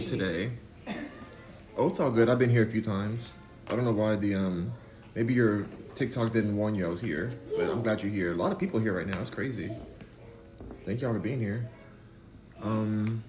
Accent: United States; I'm American

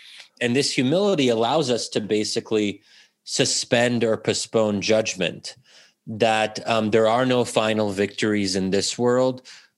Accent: United States; especially in a country like the U.S., where ultimately what binds us together as Americans is being American, because we are not a traditional nation state.

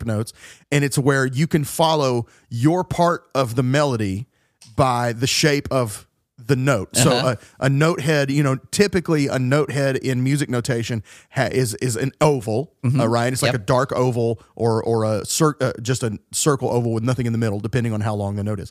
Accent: the South, United States; The kind of churches that you and I grew up in the South

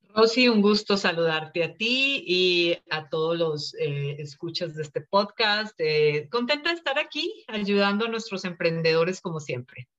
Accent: Colombia; moved away as an adult; also born or lived in India; now in Los Angeles, United States; Nací en la India, cuando tenía cinco años nos fuimos para Colombia, allá crecí, allá estudié, me gradué, me casé y luego ya hace casi 22 años que nos vinimos para acá, para Los Ángeles

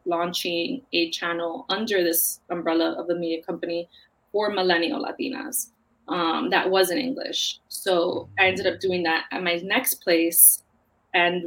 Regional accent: New York City, New York, United States; I grew up in Queens. My family's from the Bronx

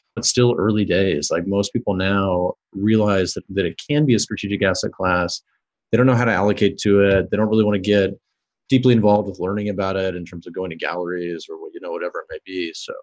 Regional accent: Kansas City, Missouri, United States; I grew up in Kansas City

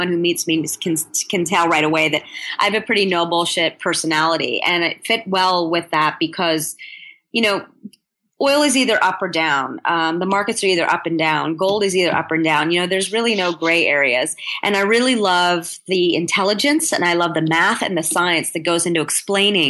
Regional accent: United States; I'm American born

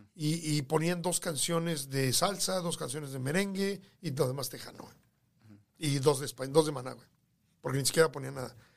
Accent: Mexico City, Mexico; moved away as an adult; also born or lived in Los Angeles, California / California / Texas; now in United States; yo nací en la capital de México, en, en Coyoacán. Eh, yo nací en, Gabriel Gabriel Mancera, en Coyoacán. Eh, nací y viví prácticamente toda mi vida, bueno, mi, infancia.

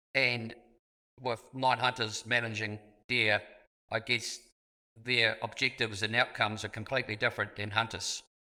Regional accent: Southland, New Zealand; I was born in Southland

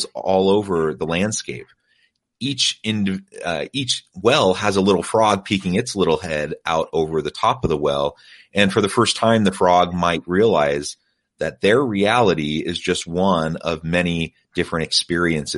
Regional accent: United States; moved away as an adult; also born or lived in South Korea; born and raised in the United States in a Judeo-Christian tradition

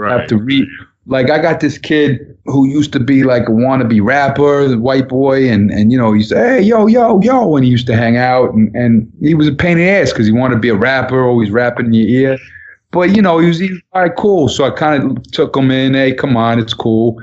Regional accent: Long Island, New York, United States; Kids I grew up with in Long Island

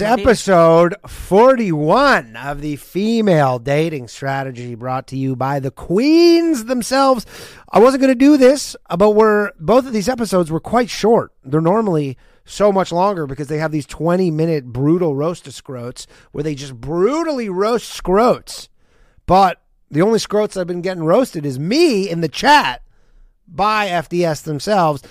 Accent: Canada; I'm Canadian

